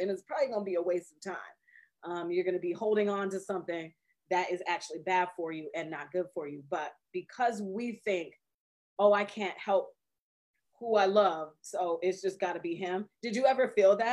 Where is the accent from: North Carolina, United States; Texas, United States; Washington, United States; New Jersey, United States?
Washington, United States; Seattle; I'm from Seattle all day